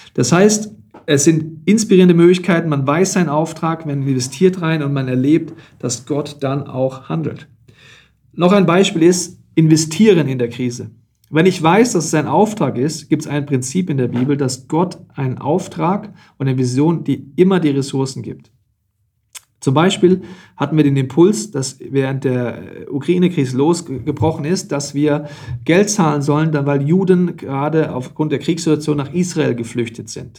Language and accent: German; Germany; bei uns in Deutschland